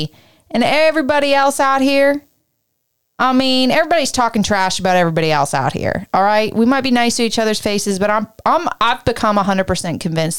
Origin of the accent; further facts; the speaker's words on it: Canada; I spent my That's whole life being Canadian and a girl and a people pleaser with some built-in traumatic energy.